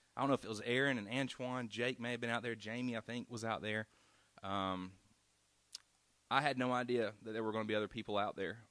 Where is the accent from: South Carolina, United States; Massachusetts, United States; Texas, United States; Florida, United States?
South Carolina, United States; we grew up in South Carolina